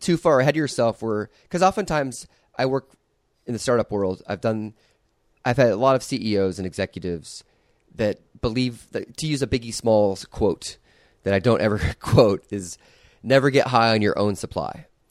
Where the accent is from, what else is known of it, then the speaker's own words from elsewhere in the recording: Iowa, United States; I grew up in Iowa.